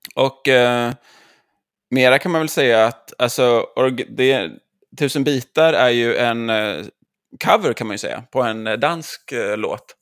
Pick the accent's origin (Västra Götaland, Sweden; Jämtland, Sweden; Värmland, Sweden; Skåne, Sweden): Västra Götaland, Sweden; Jonsered; som göteborgare, så, eller Jonseredsbo